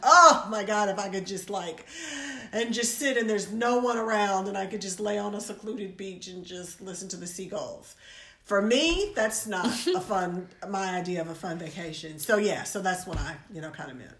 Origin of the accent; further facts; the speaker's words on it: United States; as an American